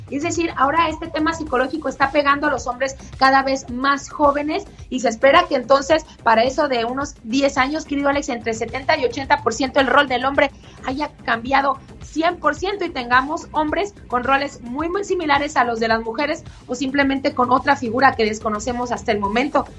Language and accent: Spanish; Mexico; now in United States